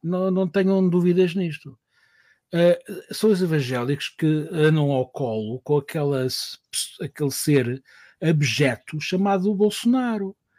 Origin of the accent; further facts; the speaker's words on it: Portugal; eu vinha de Portugal e estava lá a trabalhar